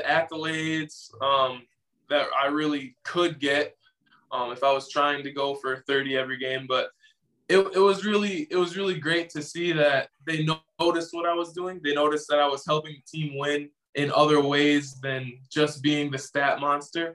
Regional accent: Green Bay, Wisconsin, United States; moved away as an adult; growing up in Green Bay, Wisconsin

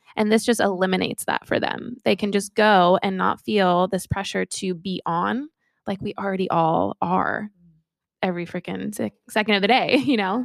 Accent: Sacramento, California, United States; I'm from Sacramento, California

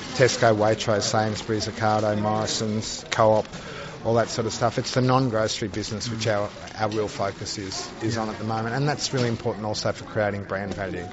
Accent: Australia; you can probably tell that I'm Australian

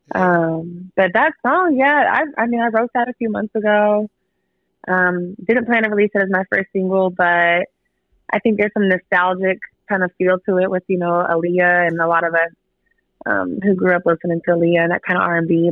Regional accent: Pacific Northwest, United States; now in Austin, United States; Uh, I live in Austin, Texas. I grew up in the Pacific Northwest.

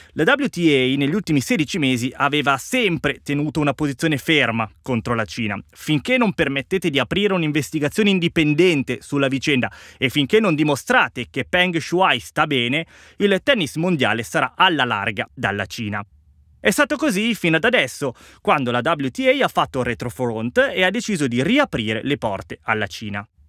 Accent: Italy; per il mio paese

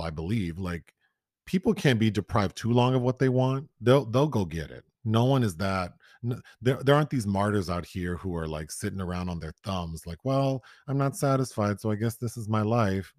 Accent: Los Angeles, California, United States; I grew up in South Central Los Angeles

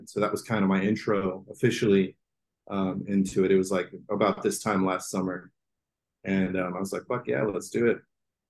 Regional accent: El Paso, Texas, United States; now in Austin, United States; I'm from El Paso, Texas.

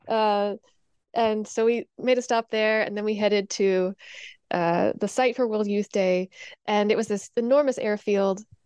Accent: Indiana, United States; I grew up in Indiana

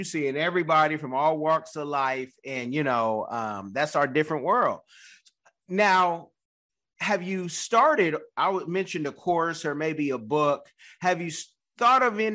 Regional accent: Oakland, California, United States; I'm from California, Oakland, Bay Area.

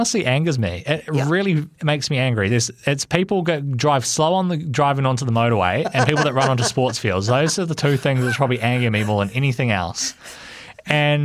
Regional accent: Hibiscus Coast, Auckland, New Zealand; I'm from the Hibiscus Coast.

